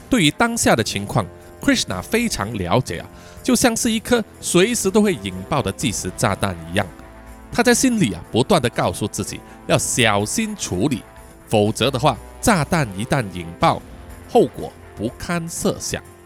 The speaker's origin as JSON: {"language": "Chinese", "region": "Kuala Lumpur", "country": "Malaysia", "tie": "born or raised there", "said": "叔叔本身呢，就是吉隆坡人， 哦，我在吉隆坡出生，也住在吉隆坡"}